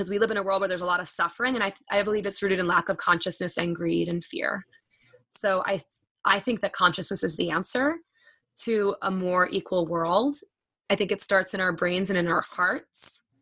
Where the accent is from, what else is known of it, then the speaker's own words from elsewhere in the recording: Long Island, New York, United States; So I'm a fast talker, by the way. I'm from Long Island